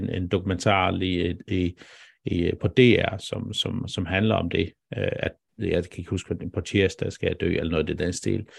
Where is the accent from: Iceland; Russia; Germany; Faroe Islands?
Faroe Islands; now in Denmark; nu var jeg så ret ung, da jeg flyttede fra færgerne, men, men, men jeg er færing